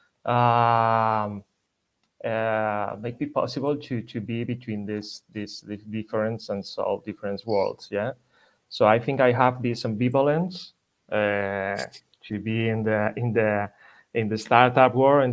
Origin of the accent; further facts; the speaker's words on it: Madrid, Community of Madrid, Spain; English is a second language; also born or lived in Ibiza / Germany; my family are from Ibiza. I'm from Madrid. I'm original from Madrid.